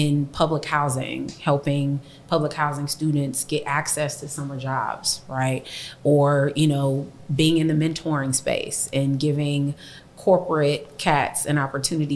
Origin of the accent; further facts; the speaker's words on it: Compton, California, United States; growing up in Compton